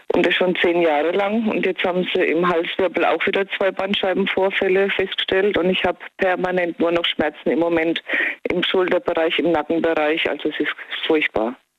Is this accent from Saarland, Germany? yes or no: no; Kronau, Baden-Württemberg, Germany; Ich komme aus Kronau.